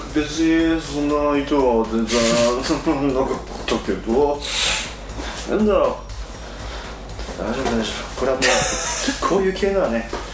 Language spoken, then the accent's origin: Japanese; Yatsushiro, Kumamoto, Japan; 八代の方で生まれて、はいはいはいはい、そこから山に囲まれて自然の中で野生児として育った